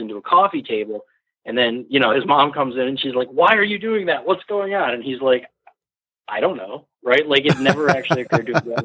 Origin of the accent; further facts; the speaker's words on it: Ann Arbor, Michigan, United States; now in Seattle, United States; I grew up in Ann Arbor